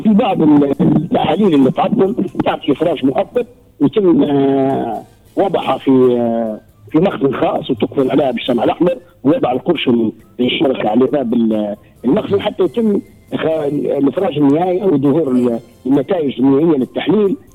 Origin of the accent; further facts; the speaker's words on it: Libya